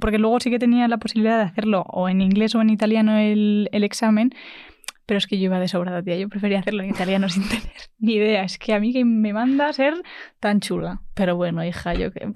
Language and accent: Spanish; Madrid, Community of Madrid, Spain; soy de Madrid